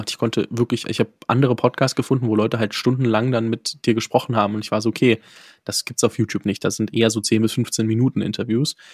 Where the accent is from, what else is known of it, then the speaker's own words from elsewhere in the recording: Fürth, Bavaria, Germany; dementsprechend komme aus der Ecke ähm, in Nürnberg dort. Ich komme genauer gesagt aus Fürth